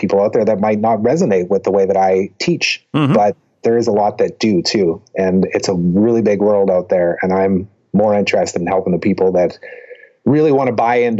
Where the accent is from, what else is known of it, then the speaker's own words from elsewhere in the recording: Canada; I'm Canadian